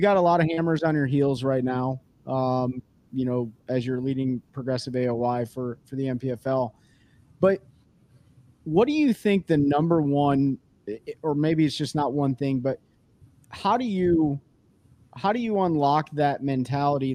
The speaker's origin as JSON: {"language": "English", "town": "Kalamazoo", "region": "Michigan", "country": "United States", "moved": "yes", "said": "I'm from Kalamazoo, Michigan originally. I'll never move back"}